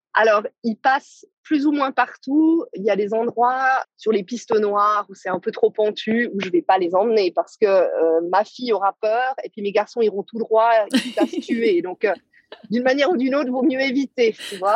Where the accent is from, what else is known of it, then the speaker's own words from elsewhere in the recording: Switzerland; en tant que Suissesse